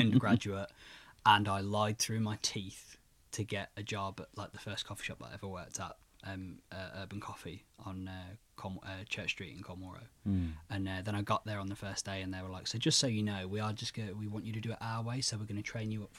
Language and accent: English; Birmingham, West Midlands, United Kingdom; also born or lived in Worcestershire; We're both Birmingham born and raised